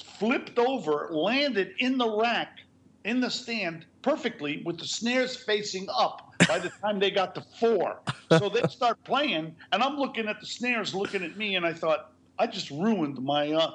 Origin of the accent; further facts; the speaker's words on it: New York, United States; where I grew up in New York